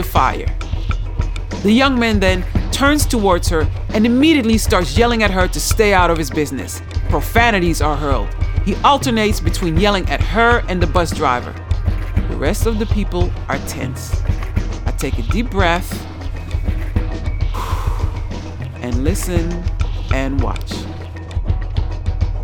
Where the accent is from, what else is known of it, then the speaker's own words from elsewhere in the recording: United States; moved away; I come from the United States